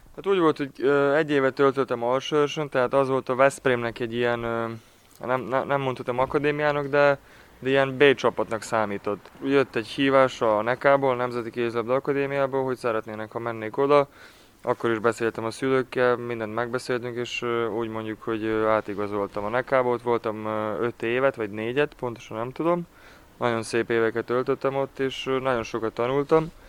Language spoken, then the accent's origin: Hungarian; Ada, Vojvodina, Serbia; moved away; mindig adán, adán töltöm az időmet, mivel az a, az a szülővárosom